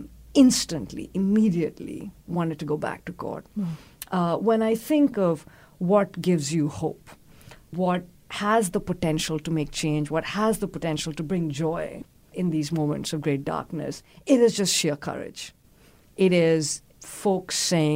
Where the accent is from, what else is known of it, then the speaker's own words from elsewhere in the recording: Delhi, India; I'm from Delhi, the state